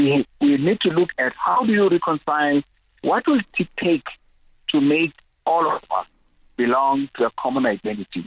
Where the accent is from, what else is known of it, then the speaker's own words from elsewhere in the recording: Eastern Cape, South Africa; a song that we grew up singing in the Eastern Cape